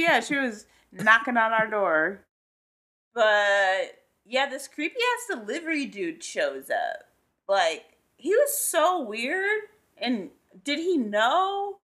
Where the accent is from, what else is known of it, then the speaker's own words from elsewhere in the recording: Southern California, United States; as a Southern California kid?